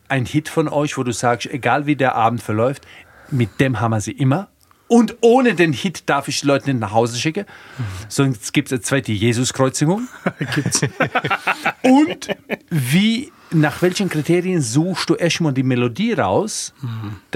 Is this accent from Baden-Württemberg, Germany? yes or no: no; Rhineland-Palatinate, Germany; aber jetzt habe ich mir gedacht, meine Heimat ist tatsächlich die Palz.